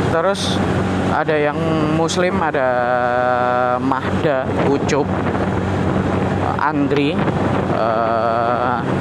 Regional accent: Java, Indonesia; aku sendiri Jawa uh, ini berbeda-beda

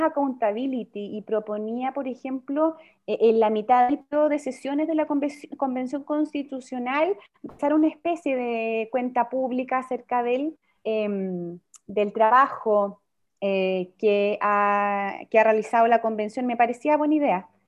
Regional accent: Chile; Nosotros somos un país latinoamericano

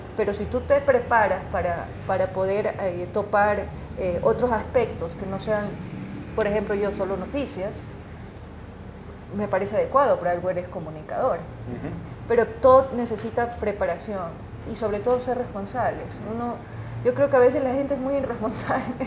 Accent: Guayaquil, Guayas, Ecuador; now in Quito, Ecuador; guayaquileña de nacimiento, es mi ciudad natal.

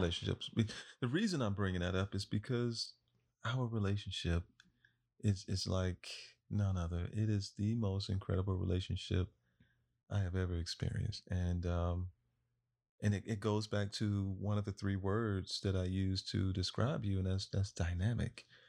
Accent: Florida, United States; I am from Florida, born and raised

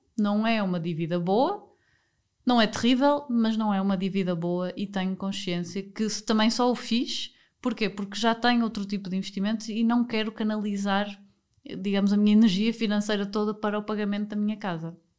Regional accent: Porto, Norte, Portugal; moved away as an adult; also born or lived in Lisbon / Spain / Germany; eu sou do Porto

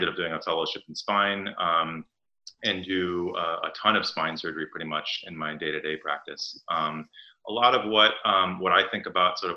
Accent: New York City, New York, United States; I grew up in New York City

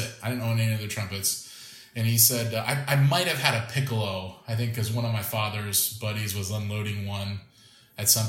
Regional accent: a small town about 2 hours from Orlando, Florida, United States; Disney World in Orlando, Florida, which was about a 2-hour drive from my hometown

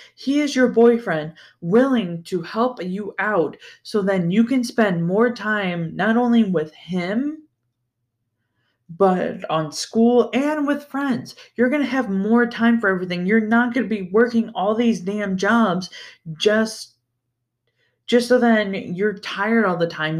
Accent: Ohio, United States; growing up in Ohio

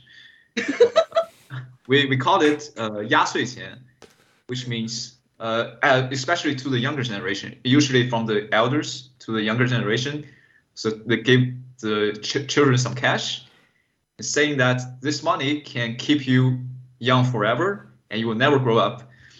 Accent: northern China, China; I'm from northern China.

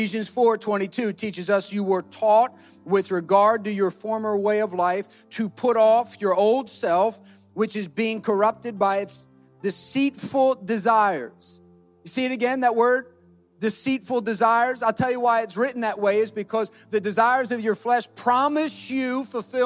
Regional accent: New Jersey, United States; we're from New Jersey

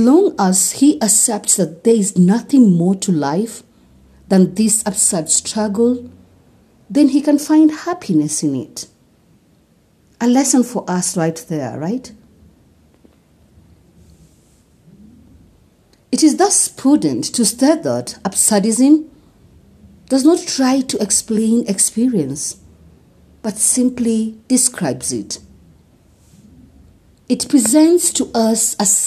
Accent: Kenya; I am uniquely Kenyan and relevantly African

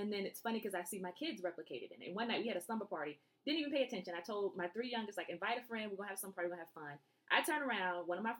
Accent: Germany; born there; for me, I grew up, I was born in Germany, army brat.

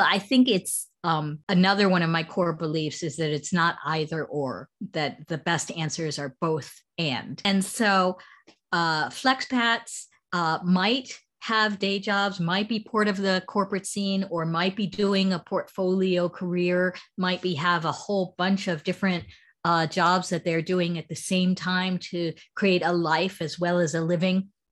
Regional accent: United States; accent: American; moved away as an adult; also born or lived in United Kingdom; now in Shanghai, China; as you can hear from my accent, I'm originally American, but I've been living in China since 2005. And uh, before that, I had spent 12 years in the UK

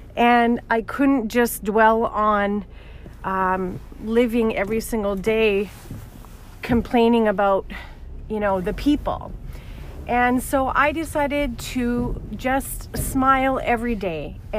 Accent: Alberta, Canada; now in Toronto, Canada; So I just recently moved to Ontario and Toronto specifically, and I came from Alberta

